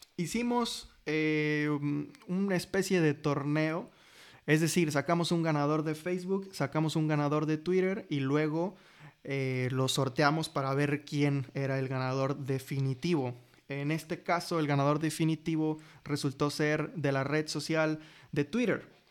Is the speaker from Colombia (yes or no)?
no; Mexico; somos mexicanos